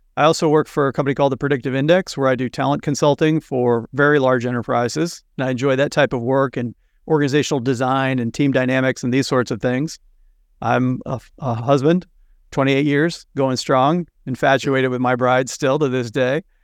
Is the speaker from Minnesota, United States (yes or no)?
no; Missouri, United States; now in Cape Cod, Massachusetts, United States; I grew up in the Midwest in Missouri